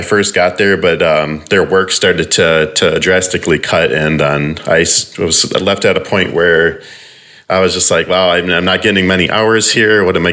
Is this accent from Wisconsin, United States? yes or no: yes; Racine, Wisconsin, United States; So I grew up in Wisconsin in a small town just outside of Milwaukee, right along the lake called Racine, Wisconsin